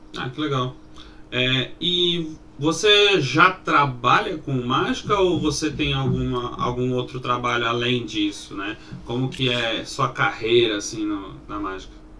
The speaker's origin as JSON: {"language": "Portuguese", "region": "São Paulo", "country": "Brazil", "said": "a gente é aqui de São Paulo"}